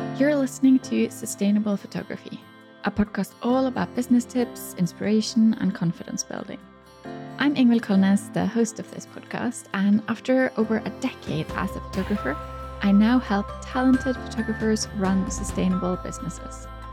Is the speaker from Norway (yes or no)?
yes; Norway; right here in my hometown